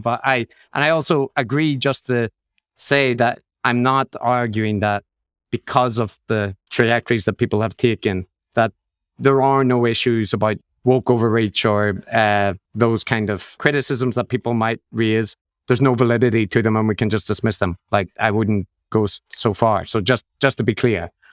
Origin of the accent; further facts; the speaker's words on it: Northern Ireland, United Kingdom; growing up in Northern Ireland